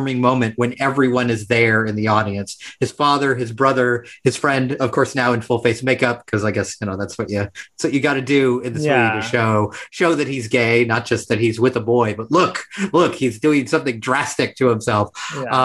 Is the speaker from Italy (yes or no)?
no; United States; being born and raised in the United States